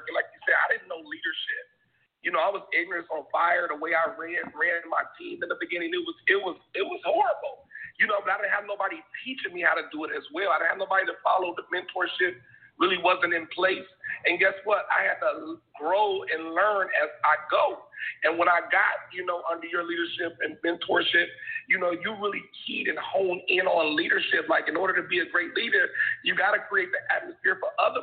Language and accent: English; Dayton, Ohio, United States; growing up in Dayton, Ohio